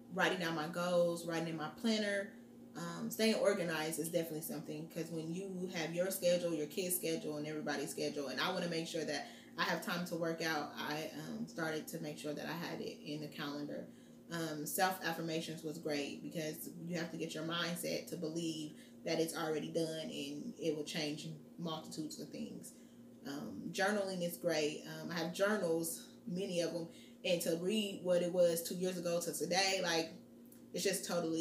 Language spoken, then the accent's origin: English; Muncie, Indiana, United States; now in Indianapolis, United States; I'm from Muncie, Indiana, and I live in Indianapolis, Indiana